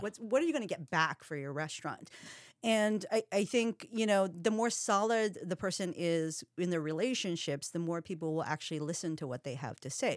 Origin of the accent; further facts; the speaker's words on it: Hawaii, United States; now in Seattle, United States; I'm part Filipino. Um, I'm half Japanese, but I'm from Hawaii